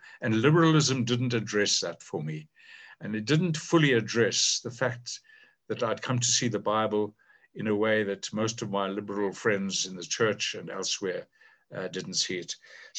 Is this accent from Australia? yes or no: no; South Africa; Growing up under apartheid